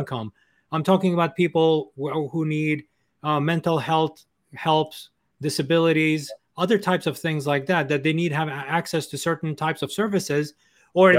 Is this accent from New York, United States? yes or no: yes; New York City, New York, United States; I'm from New York City, right? Yeah. And I can tell you, I've, I've lived here all my life